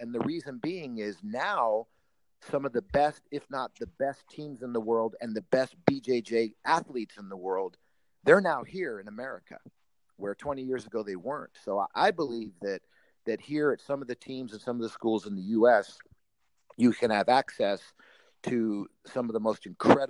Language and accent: English; United States; as an American